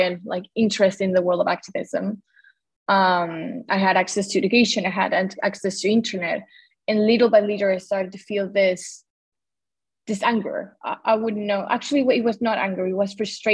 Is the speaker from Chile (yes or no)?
yes; Santiago, Santiago Metropolitan Region, Chile; also born or lived in Patagonia, Chile; I'm from Santiago, Chile. I lived part of my life in Patagonia, that is in the south of Chile, but I'm right now in the capital.